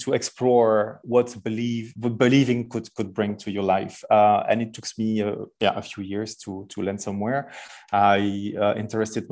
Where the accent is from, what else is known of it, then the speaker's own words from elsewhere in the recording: Verviers, Wallonia, Belgium; accent: heavy French accent; English is a second language; also born or lived in Brussels; I was born in Belgium. I'm Belgium, still living in Belgium. I'm between my home city, which is Verviers in east of Belgium